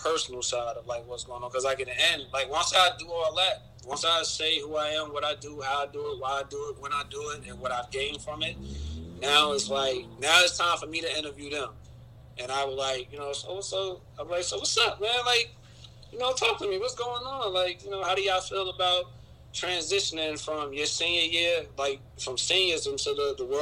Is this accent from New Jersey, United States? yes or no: yes; Newark, New Jersey, United States; I'm from Newark